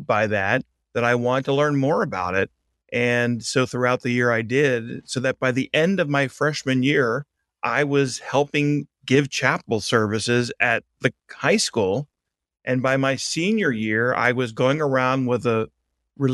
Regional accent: Baltimore, Maryland, United States; accent: Baltimore; moved away as an adult; also born or lived in New York / St. Louis, Missouri; I'm originally from Baltimore, Maryland

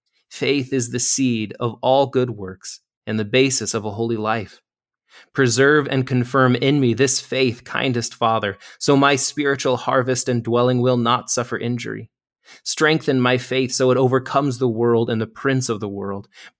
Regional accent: Wyoming, United States; So I'm actually from Wyoming originally, so I'm back close to home here at the foot of the Bighorn Mountains.

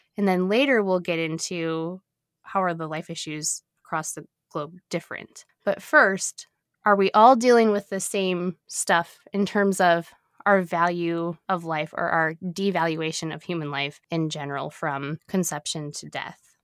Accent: United States; an American citizen born and raised

